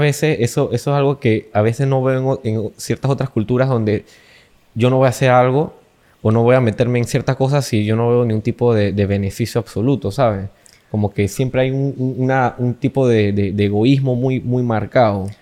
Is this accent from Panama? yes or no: yes; Panama; nosotros aquí en Panamá por lo menos somos un país latino